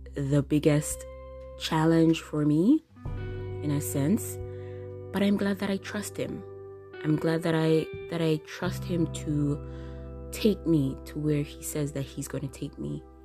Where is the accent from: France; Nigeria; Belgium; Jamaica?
Jamaica; moved away as an adult; now in Japan; I recently moved to Japan, the country that I'm living in now, coming from Jamaica my home country